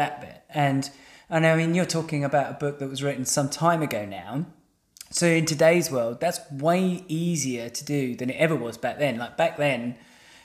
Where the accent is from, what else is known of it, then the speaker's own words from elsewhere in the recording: England, United Kingdom; we're English, right? So we're, as English people, we've kind of grown up in this institution